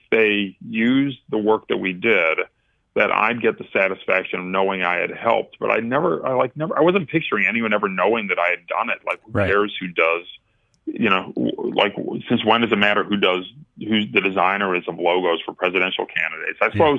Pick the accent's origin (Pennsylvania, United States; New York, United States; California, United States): New York, United States; as a New Yorker, I had, Secretary Clinton was my senator